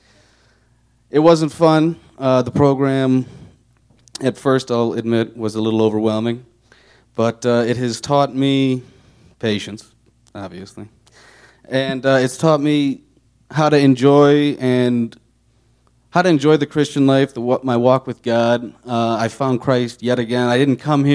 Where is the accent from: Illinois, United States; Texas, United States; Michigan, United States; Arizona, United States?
Illinois, United States; Chicago; moved away as an adult; You can tell from my dialect that I am from Chicago